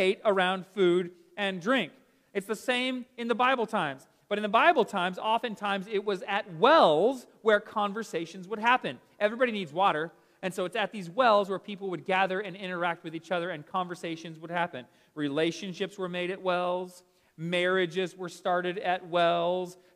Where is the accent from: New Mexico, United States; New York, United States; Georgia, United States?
Georgia, United States; Smyrna; I grew up here in Atlanta in this little house. I'll show you right here in Smyrna, just down the road from us